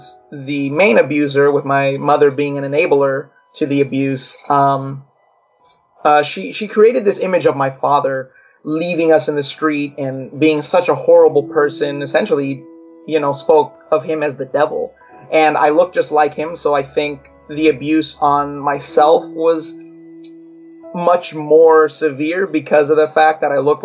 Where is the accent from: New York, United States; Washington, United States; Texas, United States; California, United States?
California, United States; Long Beach; also born or lived in Los Angeles, California; I was born in Long Beach, California. There was a lot of Latinos and, you know, mixed cultures in our neighborhood